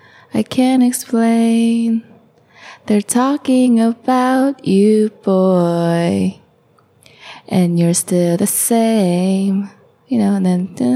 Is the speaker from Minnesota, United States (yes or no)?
no; Acton, California, United States; English is a second language; I lived on top of the hill. I'm from a city called, or a little small town called Acton in California. It's near Northridge